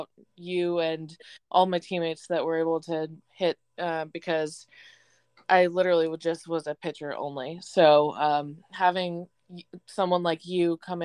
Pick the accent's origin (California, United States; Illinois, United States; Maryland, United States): California, United States; Northern; moved away; also born or lived in Oregon / Oklahoma; I grew up in Northern California, so I grew up going on camping trips